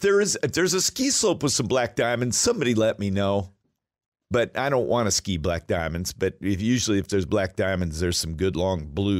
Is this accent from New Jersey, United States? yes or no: no; Alaska, United States; Even though I was raised in Alaska and I drove through that pass numbers of times, it never got old.